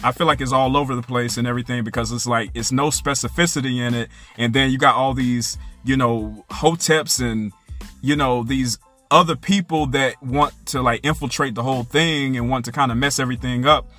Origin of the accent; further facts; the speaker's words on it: United States; I'm not Haitian. I'm American